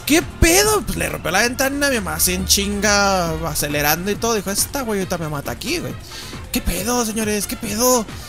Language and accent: Spanish; Mexico; somos gordos mexicanos